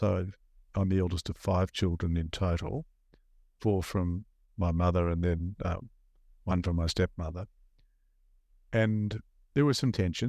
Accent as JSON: {"language": "English", "town": "Melbourne", "region": "Victoria", "country": "Australia", "tie": "born or raised there", "said": "So I was born in Melbourne in a suburb called Caulfield in Victoria. And there for the first five or so years I lived in that a wonderful, loving household."}